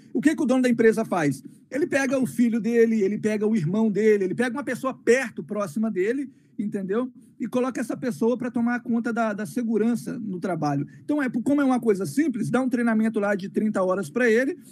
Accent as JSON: {"language": "Portuguese", "town": "Colatina", "region": "Espírito Santo", "country": "Brazil", "tie": "born or raised there", "moved": "as an adult", "lives_now": "United States", "said": "sou nascido e criado no Brasil, pois me vi lá até os 18 anos de idade"}